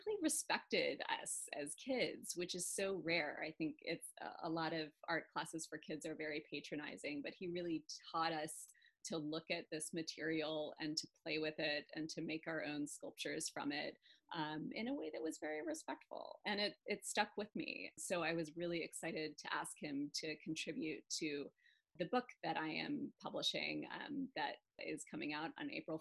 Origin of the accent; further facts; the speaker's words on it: Birmingham, Alabama, United States; moved away; I grew up in Birmingham, Alabama, to parents who were not Southerners. So I was always kind of an outsider, even though I lived there from the age of 1 to 18.